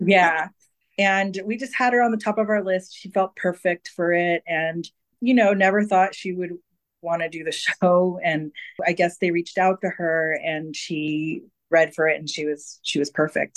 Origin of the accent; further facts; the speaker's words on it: California, United States; I'm a California native